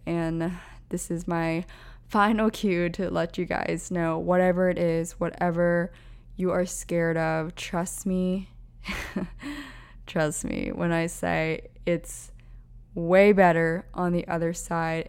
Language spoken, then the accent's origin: English; Pennsylvania, United States; moved away as an adult; also born or lived in Orange County, California / Los Angeles, California; now in New York City, United States; I grew up on the East Coast in Pennsylvania, so we had cold winters already